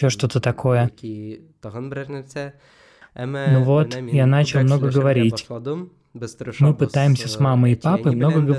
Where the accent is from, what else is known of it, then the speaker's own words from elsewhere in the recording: Moscow, Russia; accent: Moscow; moved away as an adult; now in Istanbul, Turkey; я по-русски э, говорю очень по-московски. У меня есть московский акцент.